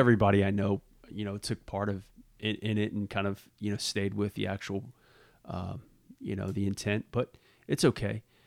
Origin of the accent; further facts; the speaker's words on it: Southeast Louisiana, United States; also born or lived in New Orleans; growing up in Southeast Louisiana